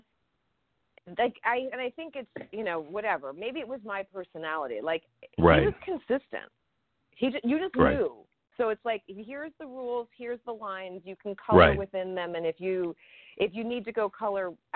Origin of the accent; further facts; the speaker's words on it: Chicago, Illinois, United States; I'm from Chicago. I'm from Illinois